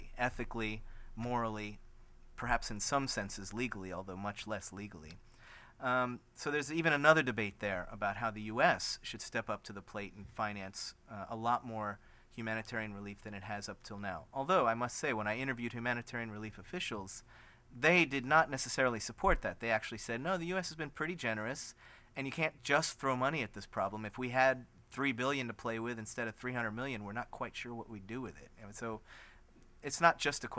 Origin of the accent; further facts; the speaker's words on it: United States; as an American